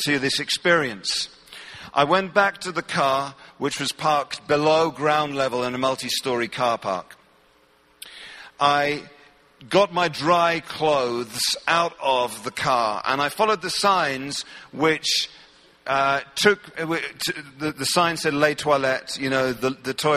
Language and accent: English; England, United Kingdom; I'm from England